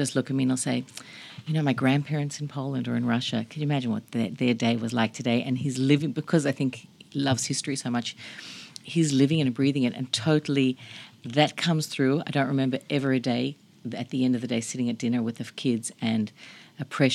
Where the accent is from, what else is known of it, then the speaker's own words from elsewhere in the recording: Australia; Not growing up in America. Growing up in Australia